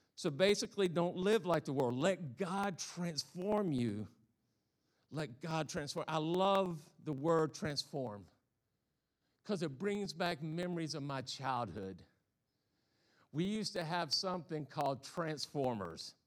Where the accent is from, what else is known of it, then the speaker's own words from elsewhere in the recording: the South, United States; accent: Southern; moved away; I'm a Southern boy. I, I, I come from the South, so if I have this funny accent, that's why